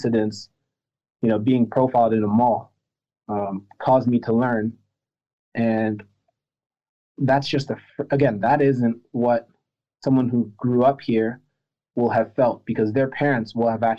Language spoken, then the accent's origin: English; United States; also born or lived in France; I wasn't born in America. I was born in France. My parents are from Cameroon and Madagascar